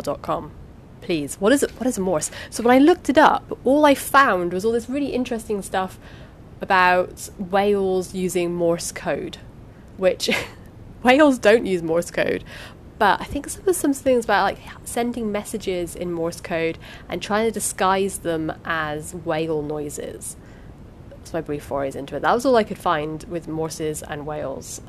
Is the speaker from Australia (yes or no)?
no; United Kingdom; because I'm British